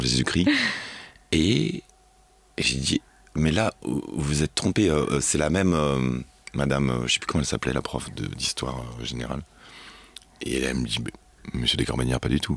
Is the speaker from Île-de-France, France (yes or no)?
yes; Neuilly-Plaisance, Île-de-France, France; also born or lived in Pantin / Aubervilliers; J'ai grandi dans le 93